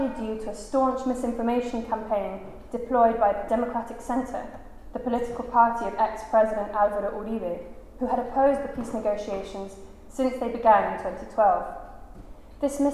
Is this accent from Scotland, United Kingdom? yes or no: no; London, United Kingdom; I'm a British grown-up. I brought up in London